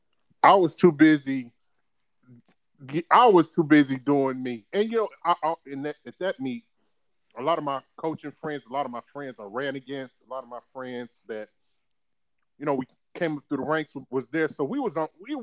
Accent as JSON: {"language": "English", "town": "Bluefield", "region": "West Virginia", "country": "United States", "tie": "born or raised there", "said": "When I grew up in West Virginia, yes, people, I'm from West Virginia, Bluefield, West Virginia"}